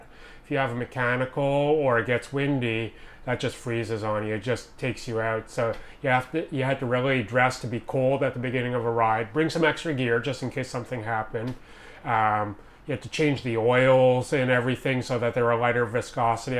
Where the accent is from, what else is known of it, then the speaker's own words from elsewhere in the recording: Montreal, Quebec, Canada; now in Vancouver, Canada; originally I'm from Montreal